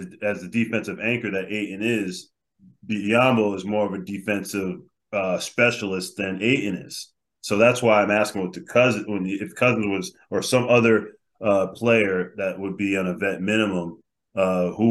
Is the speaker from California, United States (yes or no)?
no; Connecticut, United States; UConn, my home state